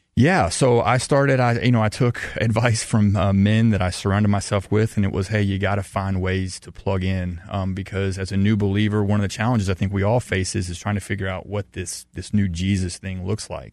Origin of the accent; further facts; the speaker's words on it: the South, United States; growing up in the South